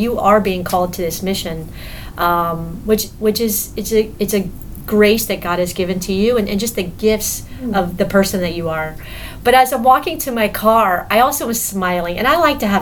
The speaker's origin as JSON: {"language": "English", "town": "Miami", "region": "Florida", "country": "United States", "tie": "born or raised there", "moved": "yes", "said": "I'm from Miami, so I grew up with all the Cubans down in Miami"}